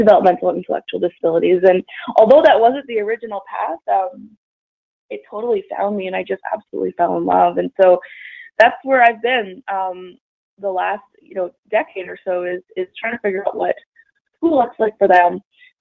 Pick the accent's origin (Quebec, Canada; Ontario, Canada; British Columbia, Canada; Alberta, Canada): Alberta, Canada; Edmonton; I am originally from Edmonton, Alberta, up north in Canada. And I grew up there